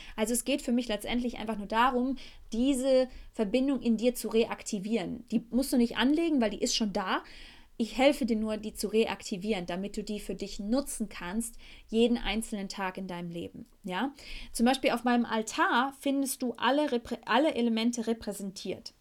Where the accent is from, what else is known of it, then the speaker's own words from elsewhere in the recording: Beckum, North Rhine-Westphalia, Germany; first language German; moved away as an adult; now in Costa Rica; in meiner Heimatstadt Beckum, wo ich jetzt gerade mich hauptsächlich aufhalte